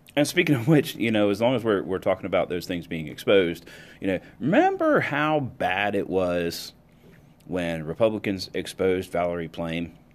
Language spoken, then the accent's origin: English; United States; as an American